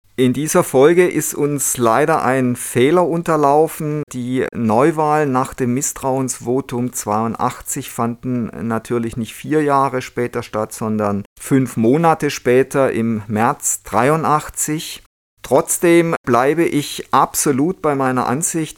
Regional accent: Germany; wir als Deutsche

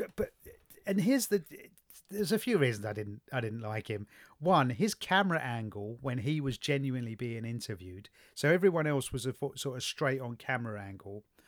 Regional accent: London, United Kingdom; I was brought up in the East End of London

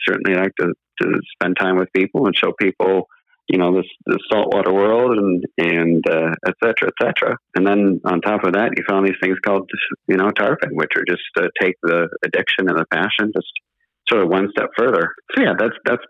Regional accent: just south of the Twin Cities, Minnesota, United States; moved away as an adult; now in Florida, United States; I grew up in Minnesota, just south of the Twin Cities

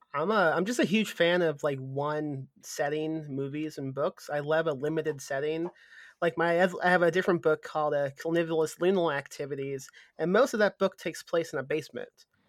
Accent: Midwest, United States; now in San Antonio, United States; I'm from the Midwest, and we had snow like it w, was when I was a kid in the Midwest

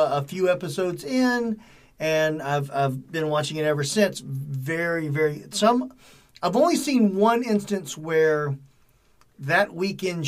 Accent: the South, United States; my education of the Civil War growing up in the South

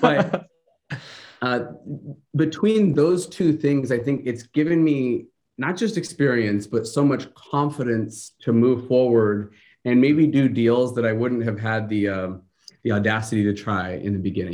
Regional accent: Seattle, Washington, United States; moved away as an adult; now in Huntington Beach, United States; I'm originally from Seattle, so kinda got my start in the business up there

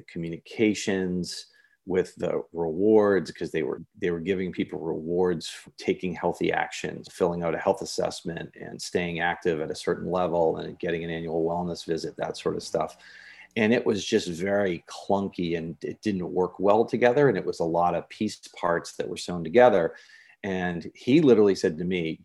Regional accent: Northeast, United States; now in Laguna Beach, United States; I'm from the Northeast

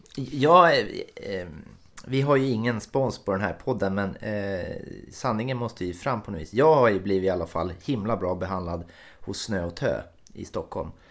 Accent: Finland; Jag är ju från Finland, så att jag måste ju ha en finsk klocka

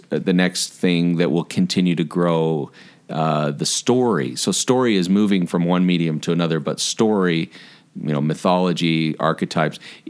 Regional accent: Morgan, Utah, United States; also born or lived in Orange County, California; When I was a little kid and we moved from Southern California to Morgan, Utah, we moved from Orange County to Morgan, Utah.

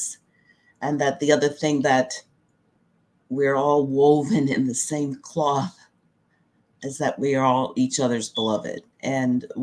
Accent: Frederick County, Virginia, United States; I was born and raised in Frederick County, and actually went to schools in Frederick County

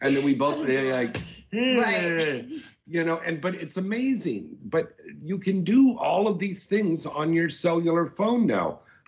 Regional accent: Minnesota, United States; Oh, I'm from Minnesota.

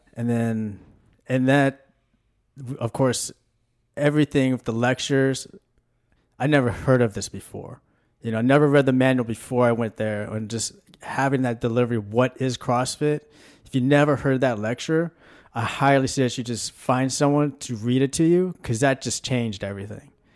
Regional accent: Washington, United States; also born or lived in Tulsa, Oklahoma; now in College Station, United States; I grew up in Washington State

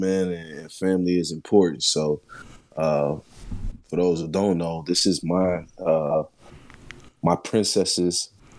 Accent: Pomona, California, United States; moved away; also born or lived in New Hampshire; I'm from the Inland Empire, California, Pomona, California. I've been all over the world.

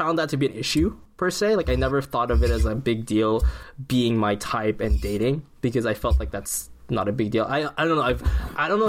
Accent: Philippines; as a Filipino

